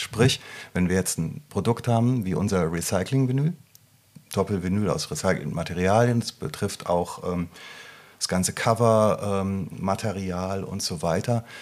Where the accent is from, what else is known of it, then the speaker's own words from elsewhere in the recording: Rüsselsheim, Hesse, Germany; moved away; in meiner alten Heimat